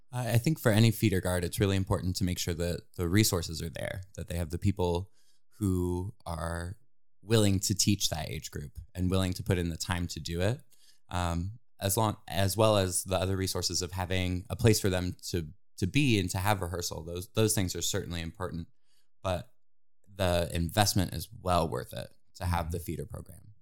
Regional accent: New Philadelphia, Ohio, United States; moved away as an adult; now in Indiana, United States; grew up in New Philadelphia, Ohio

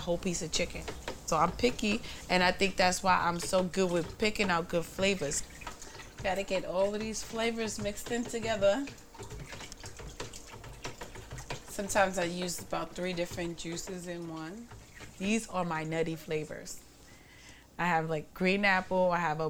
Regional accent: New York City, New York, United States; I grew up in Bushwick too, not just Crown Heights and Bed-Stuy.

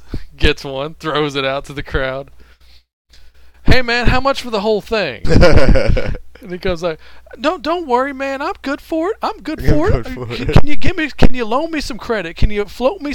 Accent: Texas, United States; also born or lived in Louisiana; I was raised in Texas. I've lived in Texas pretty much my whole life

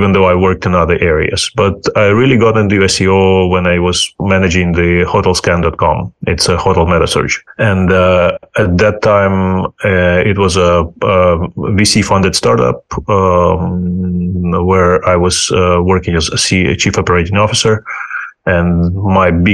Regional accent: Ukraine; English is a second language; moved away as an adult; also born or lived in United States / United Kingdom / New Zealand / Germany; now in Spain; I'm originally from Ukraine.

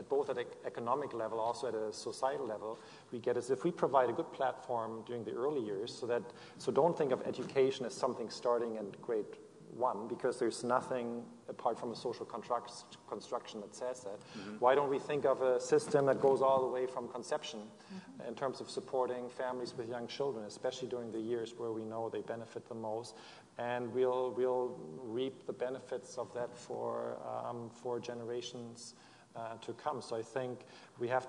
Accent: Germany; now in Vancouver, Canada; I'm from Germany

